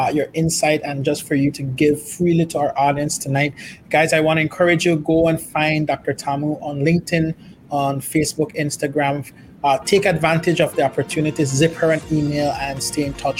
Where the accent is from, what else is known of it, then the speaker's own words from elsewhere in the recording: Dangriga, Stann Creek District, Belize; I grew up in Belize. I come from a small community in Dangriga